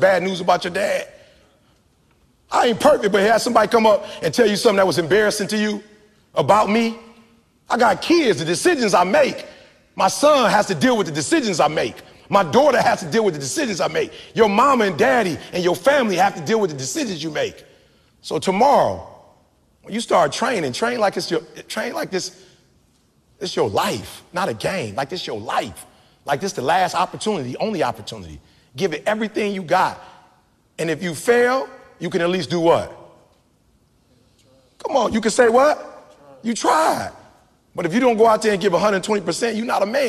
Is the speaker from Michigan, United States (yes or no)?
yes; Detroit, Michigan, United States